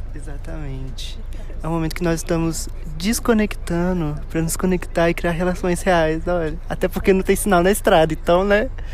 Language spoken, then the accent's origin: Portuguese; Minas Gerais, Brazil; a gente, como é mineiro